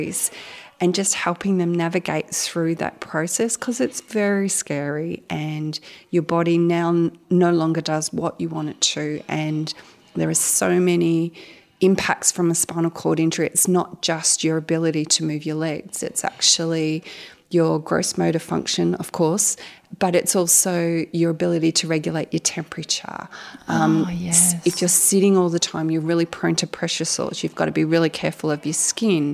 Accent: Gippsland, Victoria, Australia; I was raised in Gippsland, sort of moved away for a little while, came back

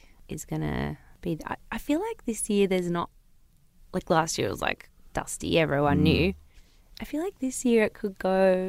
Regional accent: Newcastle, New South Wales, Australia; I'm from Newcastle.

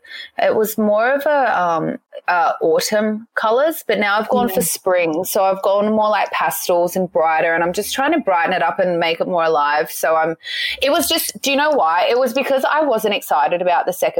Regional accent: Central Coast, New South Wales, Australia; also born or lived in Sydney; I grew up on the Central Coast

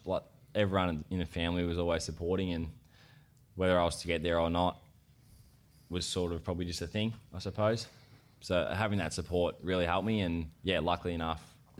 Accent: Yarram, Victoria, Australia; also born or lived in Sale, Victoria; we grew up in Yarram, a little town in Gippsland.

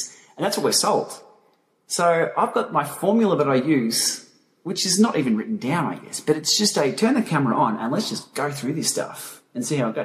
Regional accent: Melbourne, Victoria, Australia; We're all from Melbourne

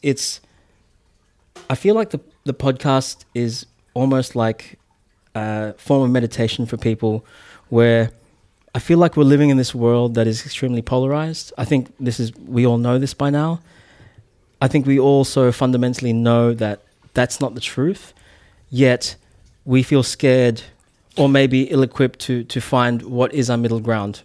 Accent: New Zealand; now in Australia; I'm I'm a New Zealander, mm. but I I mean I'm calling Australia home

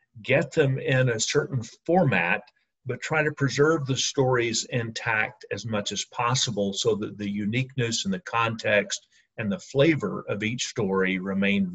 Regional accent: Alabama, United States; now in Atlanta, United States; my home state of Alabama

